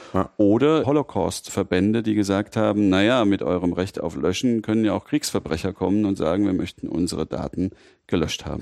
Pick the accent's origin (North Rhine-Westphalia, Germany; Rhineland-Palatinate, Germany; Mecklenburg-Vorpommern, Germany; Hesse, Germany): Rhineland-Palatinate, Germany; Mainz; also born or lived in Frankfurt; ich in Mainz aufgewachsen bin und mich natürlich auch als Mainzer fühle